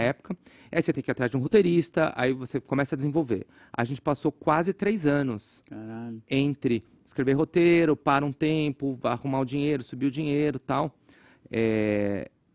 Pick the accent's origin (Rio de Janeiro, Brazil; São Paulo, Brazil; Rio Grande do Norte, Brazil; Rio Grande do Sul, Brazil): São Paulo, Brazil; Guarulhos; eu cresci em Guarulhos, é, que eu sempre chamei de Gotham City sem o Batman